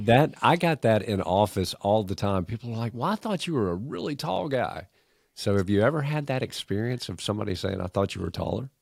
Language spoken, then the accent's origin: English; Augusta, Georgia, United States; accent: thick Canadian; also born or lived in Canada; when I moved to Augusta from Canada when I was four years old, I was a four-year-old kid who was painfully shy with a thick Canadian accent